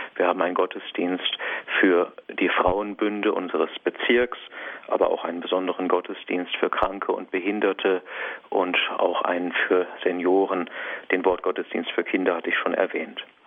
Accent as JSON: {"language": "German", "area": "Diocese of Feldkirch", "region": "Vorarlberg", "country": "Austria", "moved": "as an adult", "said": "Ich bin ja ursprünglich aus der Diözese Feldkirch kommend"}